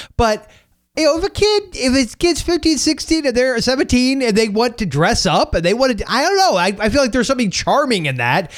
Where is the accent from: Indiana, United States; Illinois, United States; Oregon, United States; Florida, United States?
Florida, United States; St. Petersburg; I was born in St. Petersburg